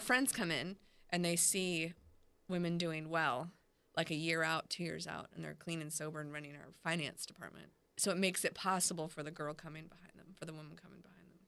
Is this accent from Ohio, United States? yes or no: no; Clearwater, Florida, United States; also born or lived in Texas / Orlando, Florida / Augusta, Georgia; now in Jacksonville, United States; I grew up in Clearwater, Florida, and a little bit in Texas and Orlando. I've been in Jacksonville about nine years